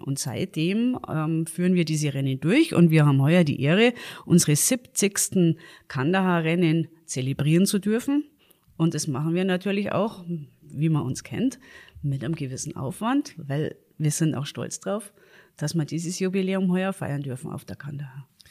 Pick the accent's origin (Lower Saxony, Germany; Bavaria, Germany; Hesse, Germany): Bavaria, Germany; Garmisch-Partenkirchen; ich bin natürlich äh, in Garmisch geboren